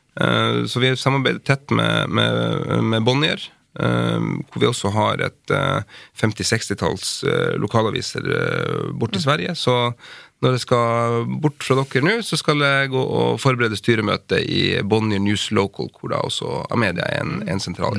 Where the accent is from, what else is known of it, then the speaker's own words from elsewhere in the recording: Finnmark, Norway; jeg er jo finnmarking